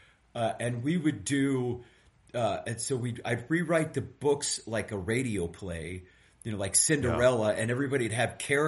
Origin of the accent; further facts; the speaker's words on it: East Bay, California, United States; I grew up in the East Bay